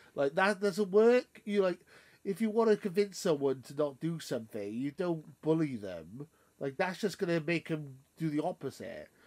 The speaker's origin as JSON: {"language": "English", "country": "United Kingdom", "said": "I'm British"}